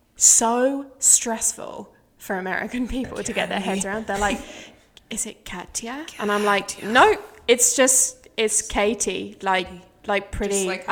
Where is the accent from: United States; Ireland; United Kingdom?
United Kingdom; England